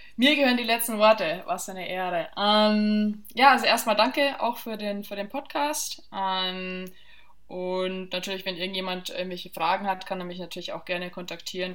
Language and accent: German; southern Bavaria, Germany; ich bin ja im Süden von Bayern aufgewachsen